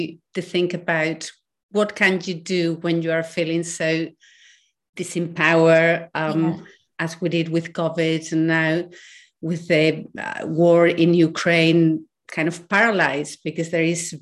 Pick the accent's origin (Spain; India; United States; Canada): Spain; I was born in Spain when Spain was still in a dictatorship. And until I was 8, women in my country could not have their own current account